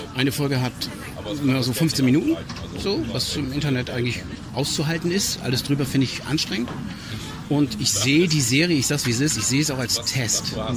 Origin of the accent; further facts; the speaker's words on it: Schleswig-Holstein, Germany; in Schleswig-Holstein im kleinen, also wir haben in Zoo gedreht, in meiner Heimatstadt